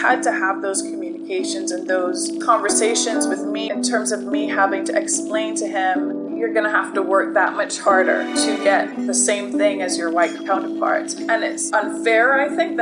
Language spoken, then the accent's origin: English; Barbados; accent: Barbadian; moved away as an adult; now in United States; I was born and raised in Barbados, it's a Caribbean island.